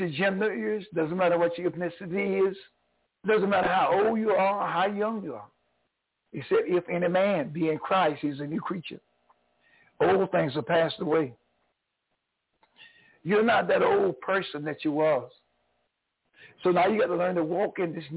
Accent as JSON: {"language": "English", "region": "North Carolina", "country": "United States", "also_born_or_lived": "New York", "moved": "yes", "said": "I'm originally from North Carolina. I'm a Tar Heel"}